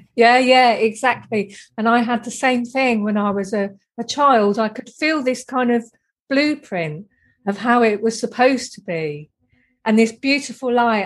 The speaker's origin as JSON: {"language": "English", "town": "Deal", "region": "South East England", "country": "United Kingdom", "tie": "born or raised there", "said": "when I was a little girl growing up in Dealing, Kent, in Britain"}